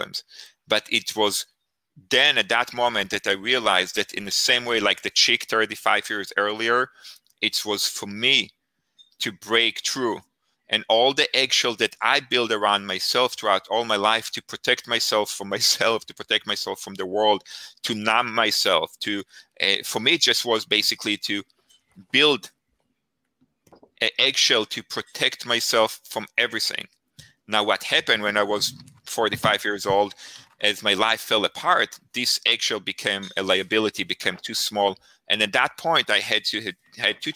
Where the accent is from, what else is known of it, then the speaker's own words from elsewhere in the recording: Israel; moved away; I grew up in Israel. I grew up in a kibbutz.